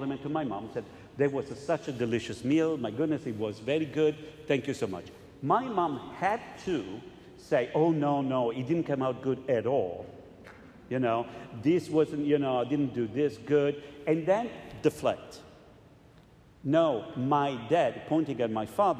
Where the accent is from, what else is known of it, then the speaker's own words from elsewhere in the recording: Italy; moved away; I was growing up in Italy